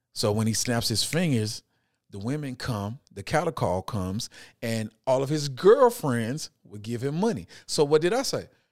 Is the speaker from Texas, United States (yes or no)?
yes; Houston, Texas, United States; I'm growing up in Houston, Texas. I'm grew up in Fifth Ward.